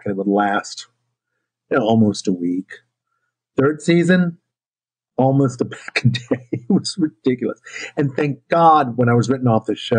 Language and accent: English; New Orleans, Louisiana, United States; my story of growing up in New Orleans